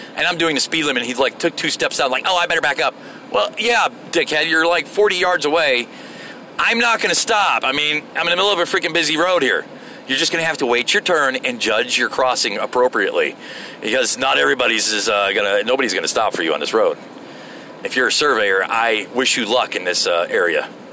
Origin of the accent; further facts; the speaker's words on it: Florida, United States; moved away; I'm from Florida